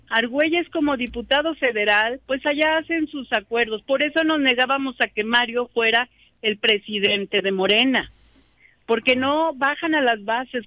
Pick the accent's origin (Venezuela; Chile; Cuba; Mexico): Mexico; Jiutepec, Morelos; soy de Jutepec